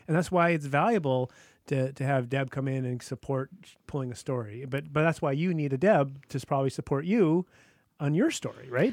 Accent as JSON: {"language": "English", "town": "Whitehorse", "region": "Yukon", "country": "Canada", "moved": "yes", "said": "I'm from Whitehorse, Yukon"}